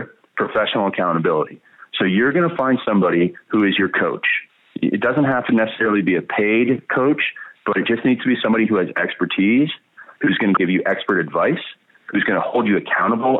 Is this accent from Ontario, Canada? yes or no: yes; Stratford, Ontario, Canada; I was born in Stratford, Ontario, Canada